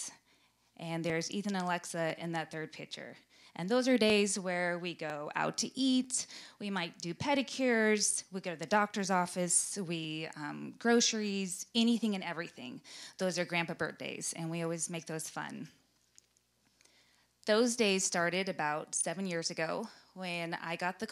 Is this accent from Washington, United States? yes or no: no; Glendale, California, United States; we grew up in Glendale, California